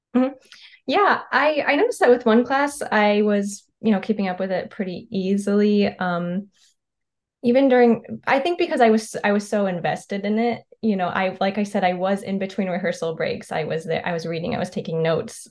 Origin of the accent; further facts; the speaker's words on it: North Carolina, United States; moved away as an adult; also born or lived in Ohio / Rochester, New York / Montgomery, Alabama / Chicago, Illinois; I was born in Ohio. I grew up in North Carolina.